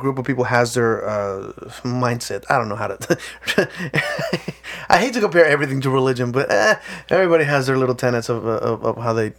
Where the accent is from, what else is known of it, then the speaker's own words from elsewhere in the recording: Mexico; moved away; I grew up in Mexico.